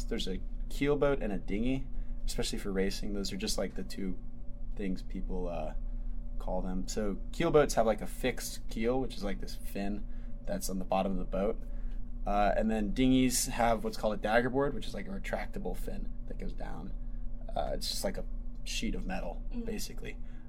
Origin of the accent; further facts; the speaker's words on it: Atlanta, Georgia, United States; In Atlanta.